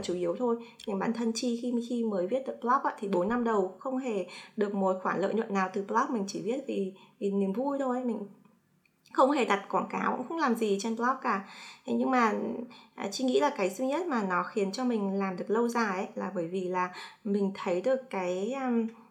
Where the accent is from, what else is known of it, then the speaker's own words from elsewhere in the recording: Hanoi, Vietnam; moved away as an adult; now in United States; sinh ra và lớn lên ở Hà Nội